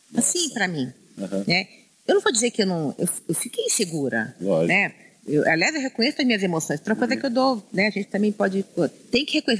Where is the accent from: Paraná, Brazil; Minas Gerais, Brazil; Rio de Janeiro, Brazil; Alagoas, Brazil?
Rio de Janeiro, Brazil; now in São Paulo, Brazil; eu nasci no Rio de Janeiro, no subúrbio, lá, lá a gente chama subúrbio, é que a gente chama periferia, né? Na Penha